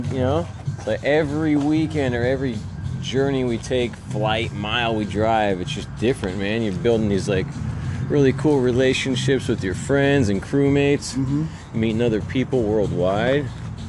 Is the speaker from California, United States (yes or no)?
yes; Bay Area, California, United States; I was born and raised in the Bay Area